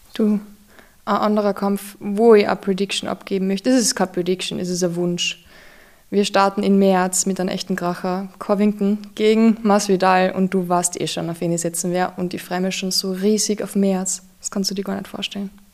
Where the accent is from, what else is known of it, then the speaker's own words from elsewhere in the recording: Austria; als Österreicher